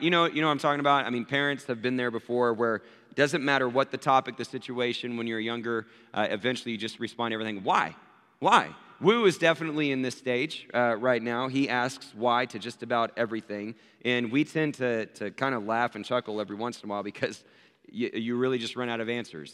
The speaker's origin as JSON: {"language": "English", "town": "Abilene", "region": "Texas", "country": "United States", "tie": "born or raised there", "said": "I was born in Abilene, Texas"}